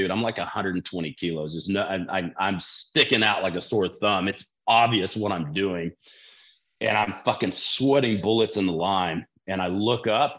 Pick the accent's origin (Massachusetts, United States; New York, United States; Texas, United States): Texas, United States; growing up in Texas, like we didn't have access to that when we were in high school